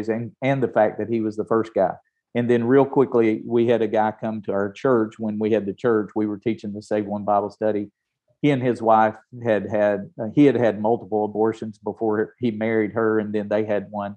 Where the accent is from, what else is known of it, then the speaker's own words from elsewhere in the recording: Tennessee, United States; I'm from Tennessee. I'm from the South.